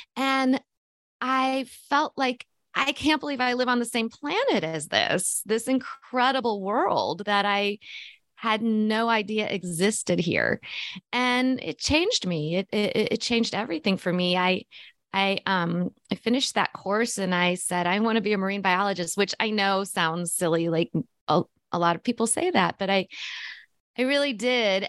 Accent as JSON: {"language": "English", "region": "Missouri", "country": "United States", "tie": "born or raised there", "said": "I grew up in Missouri, which is the center of North, you know, of, of the United States"}